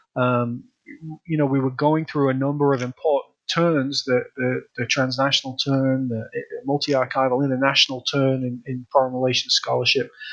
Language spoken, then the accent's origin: English; Leeds, Yorkshire and the Humber, United Kingdom; moved away as an adult; also born or lived in Manchester; now in United States; I'm originally from the north of England. I'm from uh, Leeds in the north of England